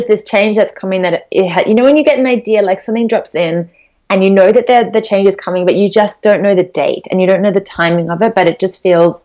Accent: Australia; We call it poke in Australia because we're Australian

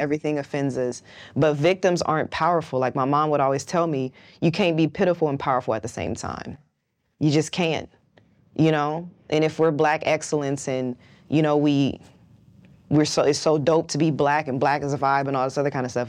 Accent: West Coast, United States; I'm from the West Coast

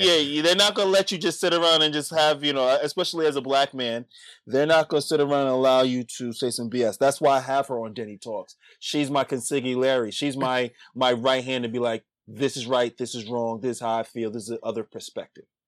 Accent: New York City, New York, United States; born and raised in the Bronx

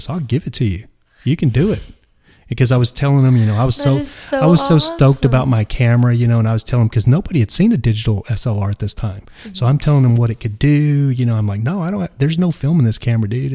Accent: Dallas, Texas, United States; I'm from Dallas.

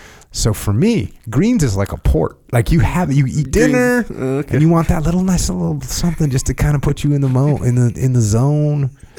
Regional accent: United States; I'm from America, bro. I'm uncultured.

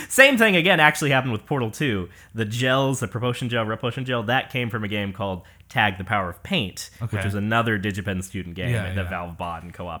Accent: Puyallup, Washington, United States; also born or lived in Los Angeles; I was born in Puyallup, Washington. That's just south of Tacoma, south of Seattle. And grew up kind of bouncing around there. I say I'm from Seattle/LA, those kind of greater areas, bouncing between.

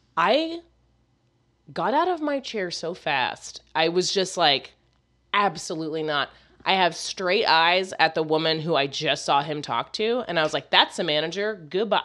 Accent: United States; I'm American

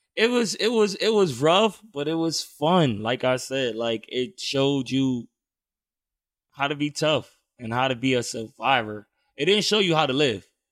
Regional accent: New York City, New York, United States; now in San Diego, United States; growing up in Brownsville was, it was fun

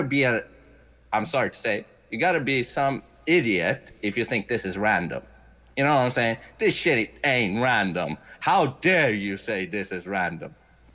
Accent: Sweden; English is a second language; I've only spoken English for 2.5 years. I'm from Sweden. I'm Persian

